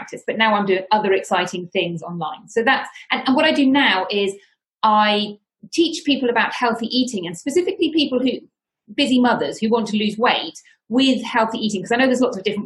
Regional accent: United Kingdom; moved away as an adult; now in Spain; I am from the United Kingdom, as you may be able to tell from my accent

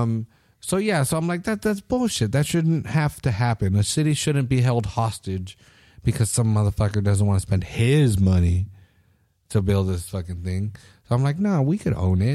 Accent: United States; I'm an American

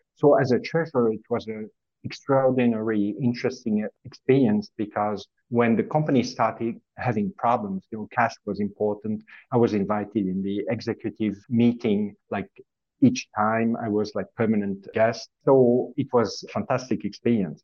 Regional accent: French part of Switzerland, Romandy, Switzerland; moved away; also born or lived in Zurich, Switzerland; as you can hear from my accent, is I was born and raised in the French part of Switzerland

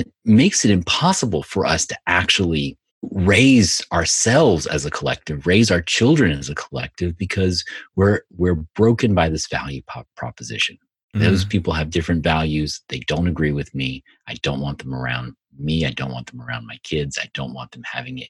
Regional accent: the South, United States; I grew up, you know, in the South, you know, which is very, you know, in the 70s, early 80s, where, you know, it was very segregated

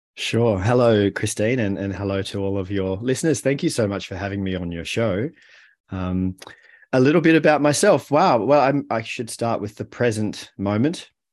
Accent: Melbourne, Victoria, Australia; moved away as an adult; also born or lived in Haarlem, Netherlands; we moved to Australia and, and I grew up in Melbourne.

